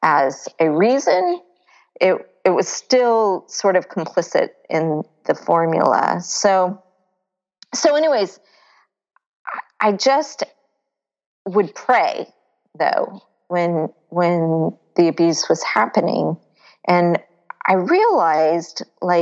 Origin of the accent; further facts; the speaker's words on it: Florida, United States; I grew up in Florida near the beach